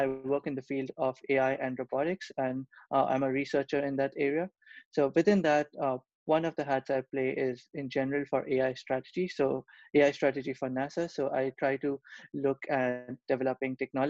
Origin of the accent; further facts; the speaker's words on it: Kolkata, West Bengal, India; moved away as an adult; also born or lived in Europe; now in United States; I was born and brought up in Kolkata, India.